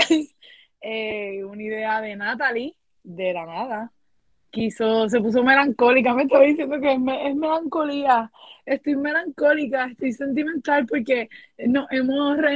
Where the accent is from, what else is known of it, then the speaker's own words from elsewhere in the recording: Carolina, Puerto Rico; now in Connecticut, United States; soy del pueblo de Carolina. Carolina, Puerto Rico, parcera.